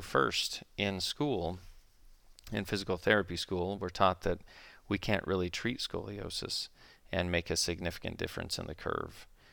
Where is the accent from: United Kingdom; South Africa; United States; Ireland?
United States; Utah; also born or lived in Flagstaff, Arizona; I grew up in Utah, where I still practice